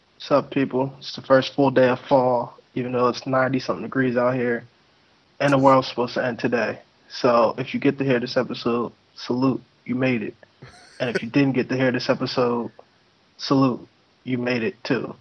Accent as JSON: {"language": "English", "country": "United States", "said": "I'm American"}